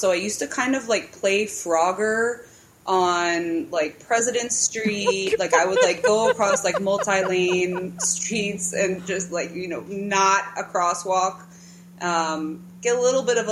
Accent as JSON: {"language": "English", "area": "Howard County", "region": "Maryland", "country": "United States", "tie": "born or raised there", "also_born_or_lived": "Chicago", "said": "I am from Maryland, Howard County"}